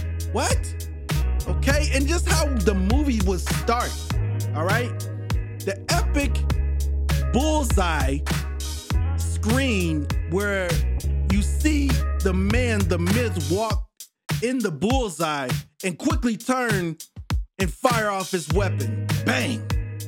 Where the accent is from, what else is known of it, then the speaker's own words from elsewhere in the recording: New Brighton, Minnesota, United States; also born or lived in Fridley, Minnesota; I grew up in Minnesota. I grew up in a place called New Brighton and Fritley.